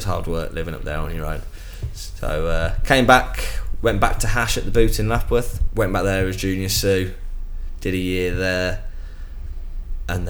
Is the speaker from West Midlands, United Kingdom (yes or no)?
yes; Birmingham, West Midlands, United Kingdom; moved away; also born or lived in Jersey; Being a Brummie